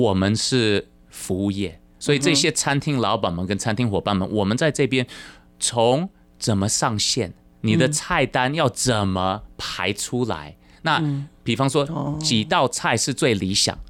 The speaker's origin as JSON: {"language": "Chinese", "country": "Taiwan", "said": "台湾是个非常。非常 OK 的国家，当 Three Square 的出发点，那当然我也是台湾人了。"}